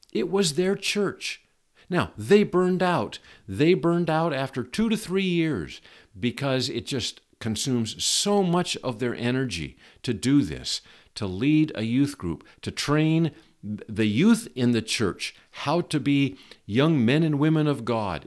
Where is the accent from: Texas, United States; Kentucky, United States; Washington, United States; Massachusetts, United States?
Washington, United States; Shoreline; I was raised in the Berean Bible Church in Shoreline, Washington, which is a suburb of Seattle